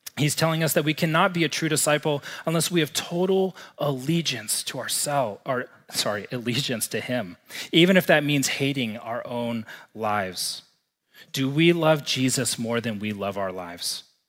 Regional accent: Texas, United States; moved away as an adult; now in Missoula, United States; growing up and spending the first twenty-five years of my life in the great state of Texas.

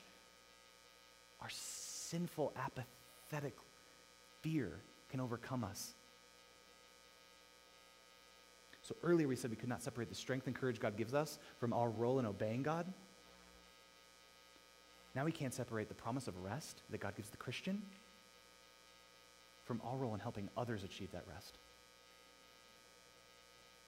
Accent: Missoula, Montana, United States; also born or lived in Los Angeles, California; I grew up in Missoula

